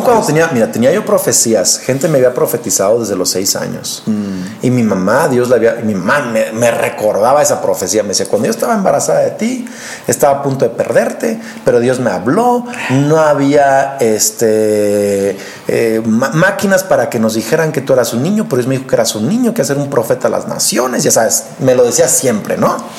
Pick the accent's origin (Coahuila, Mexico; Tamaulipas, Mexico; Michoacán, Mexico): Michoacán, Mexico; Lázaro Cárdenas; also born or lived in Morelia, Michoacán; ahí crecí yo, literal, en una casa de palapa en una playa llamada Playa Azul